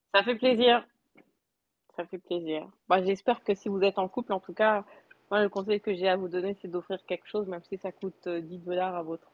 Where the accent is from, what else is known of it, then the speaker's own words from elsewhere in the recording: France; also born or lived in Quebec, Canada; now in Canada; j'ai grandi en France.